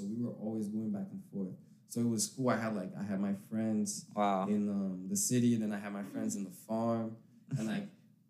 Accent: Ipatinga, Minas Gerais, Brazil; now in United States; I lived there my whole life. I live so I was born in Ipatinga

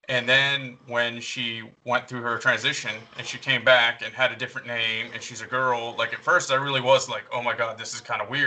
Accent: the South, United States; I don't know if the difference is that I'm a couple years older than you, or that I grew up in the South, or it might even be military experience

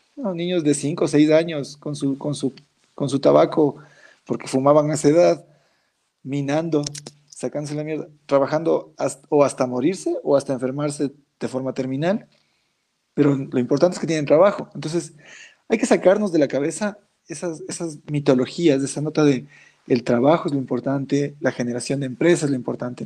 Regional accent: Ecuador; Ecuador, mi país, mi tierra

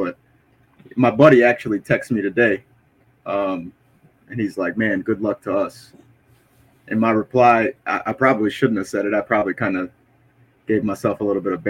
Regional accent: United States; I'm American

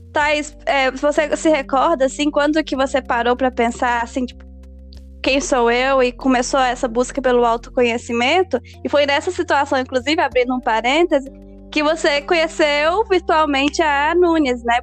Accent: Belo Horizonte, Minas Gerais, Brazil; now in California, United States; mineira de Belo Horizonte. Estou falando diretamente da Califórnia.

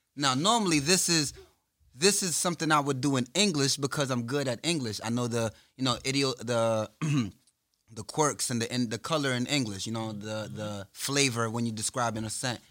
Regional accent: New York, United States; I'm from New York

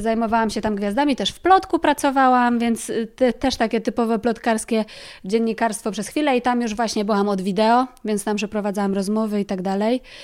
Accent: near Kraków, Lesser Poland, Poland; moved away as an adult; now in Warsaw, Poland; ja jestem spod Krakowa

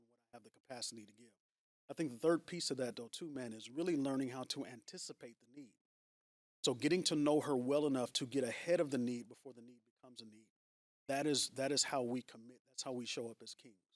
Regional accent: San Francisco Bay Area, California, United States; moved away as an adult; now in Long Beach, United States; Born and raised, yeah. So I'm from the San Francisco Bay Area.

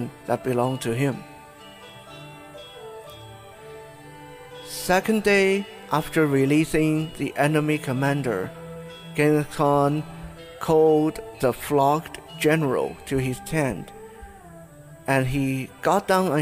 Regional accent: Taiwan; my own country, Taiwan.

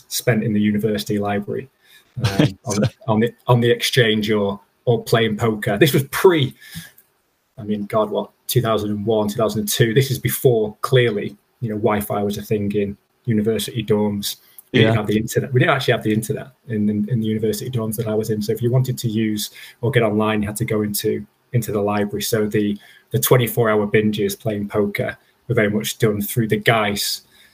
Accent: Stockport, North West England, United Kingdom; moved away as an adult; now in London, United Kingdom; So I'm from the north of England, a lovely little town called Stockport, which is just in Greater Manchester. Okay. So grew up there

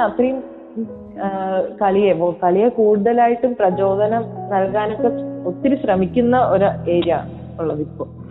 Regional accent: Vadakara, Kerala, India; ഞാൻ നാട്ടില് കോഴിക്കോട് വടകര എന്ന് പറഞ്ഞ സ്ഥലത്താണ് മേമുണ്ട വീട്

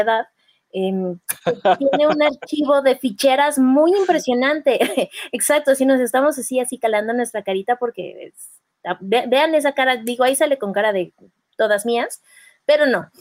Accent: State of Mexico, Mexico; yo soy mexiquense

